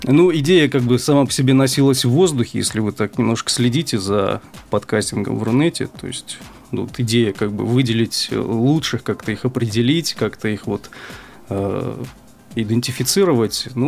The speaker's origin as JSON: {"language": "Russian", "region": "Sevastopol", "country": "Ukraine", "said": "значит, э, я сам из Севастополя, вот, э, работаю на podfm.ru в качестве редактора"}